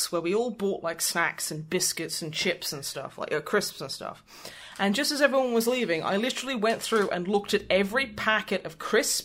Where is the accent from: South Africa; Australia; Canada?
Australia; as an Australian